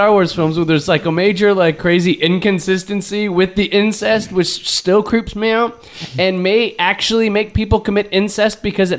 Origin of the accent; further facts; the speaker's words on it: United States; I'm an American.